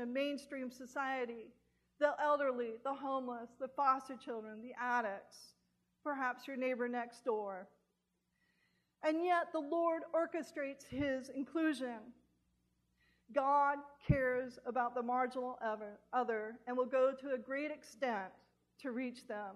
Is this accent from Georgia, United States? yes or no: no; California, United States; now in Southern United States; a Californian